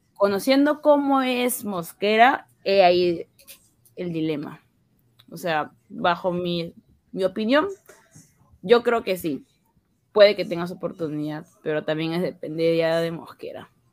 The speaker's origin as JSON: {"language": "Spanish", "country": "Peru", "said": "como peruana"}